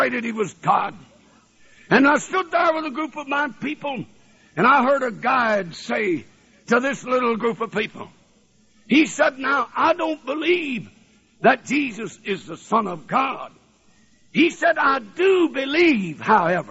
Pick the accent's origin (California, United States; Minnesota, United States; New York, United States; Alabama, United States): Alabama, United States; North; also born or lived in New Orleans, Louisiana / Tennessee / Ohio; now in Michigan, United States; I was born in New Orleans, Louisiana, and I was raised in Alabama